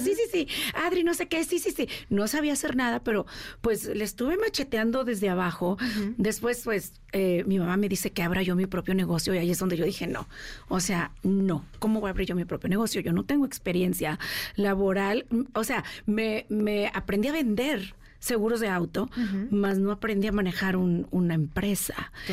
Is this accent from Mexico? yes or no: yes; Mexico; moved away as an adult; now in United States